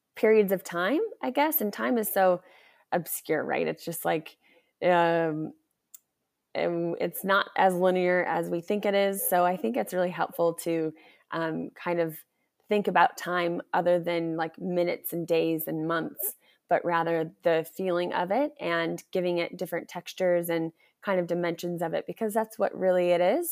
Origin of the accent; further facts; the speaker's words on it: United States; I'm back in my home country.